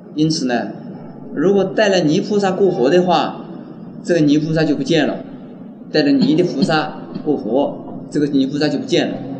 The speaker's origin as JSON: {"language": "Chinese", "area": "near Wuxi", "region": "Jiangsu", "country": "China", "tie": "born or raised there", "said": "这无锡就靠在我出生的地方很近"}